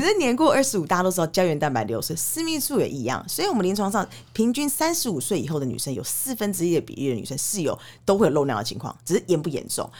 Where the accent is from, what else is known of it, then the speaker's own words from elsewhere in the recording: Canada; now in Taiwan; 我小时候在加拿大长大，我们其实从国小就会接触所谓的性教育